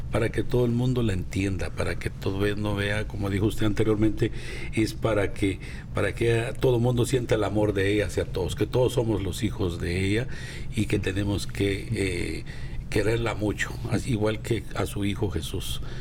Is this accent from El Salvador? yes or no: no; Guatemala; Yo soy de Guatemala